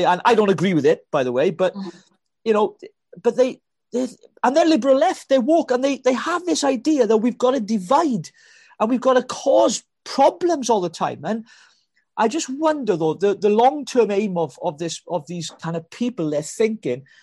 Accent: Wales, United Kingdom; I'm a Welshman. I'm a Welshman from blooming Wales

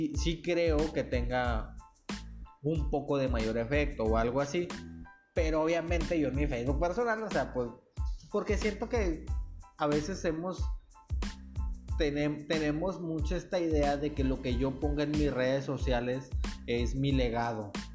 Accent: Nuevo Laredo, Tamaulipas, Mexico; yo soy de Nuevo Laredo

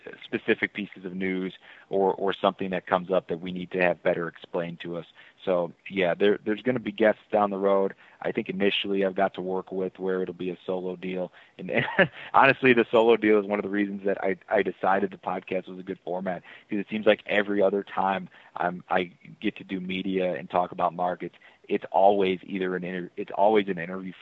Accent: Chicago, Illinois, United States; I'm a city boy. I grew up in Chicago.

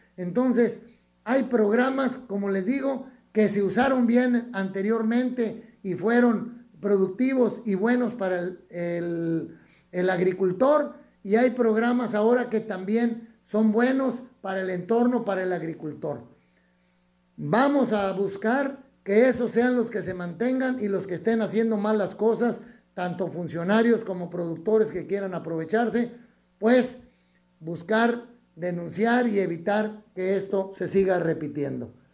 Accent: Mexico; dividirnos como mexicanos

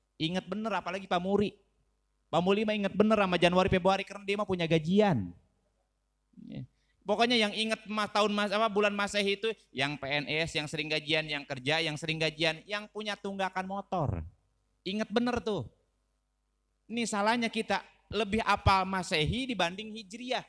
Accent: Gunung Sindur, West Java, Indonesia; Domisili saya asli orang Gunung Sindur, kampungnya Kampung Wulusur

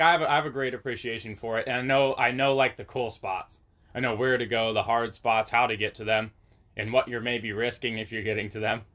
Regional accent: Waldport, Oregon, United States; I grew up in Waldport.

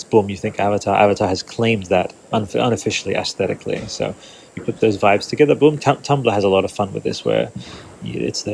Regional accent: Australia; growing up in Australia as a dinosaur kid

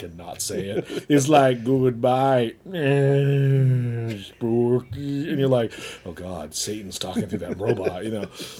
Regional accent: Southern California, United States; I'm from Southern California.

